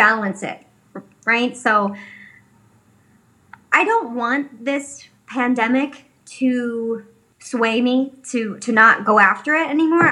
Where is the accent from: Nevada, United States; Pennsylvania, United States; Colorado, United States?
Pennsylvania, United States; Philadelphia; moved away as an adult; now in Los Angeles, United States; I'm from Northeast Philadelphia, where like majority of my friends have, or people that I went to high school